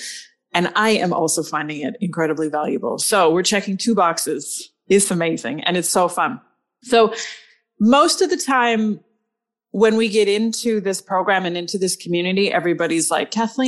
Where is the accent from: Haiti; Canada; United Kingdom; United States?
Canada; We in Canada